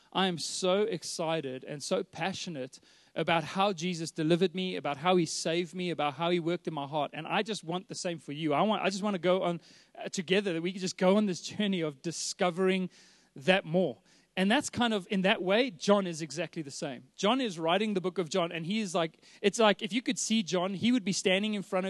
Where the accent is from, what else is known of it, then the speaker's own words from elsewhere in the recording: Johannesburg, Gauteng, South Africa; I was born and raised here in Joburg, born in Sandton Clinic